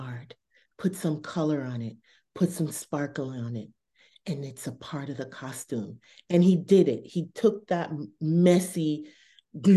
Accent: Boston, Massachusetts, United States; I was on Blue Hill and Talbot. That's that corridor I grew up

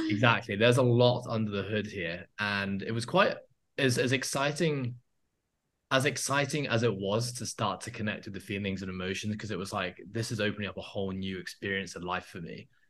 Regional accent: Hong Kong; I grew up in Hong Kong, um, and that's where I am now. That's been home forever

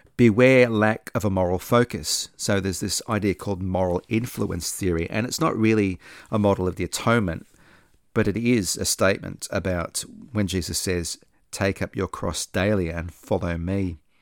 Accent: Australia; also born or lived in Sydney; I'm not American, I'm an Australian

